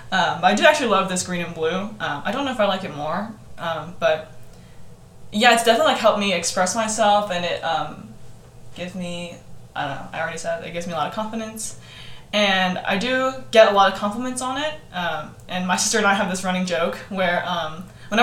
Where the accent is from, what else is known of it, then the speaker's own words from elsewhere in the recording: Texas, United States; growing up in Texas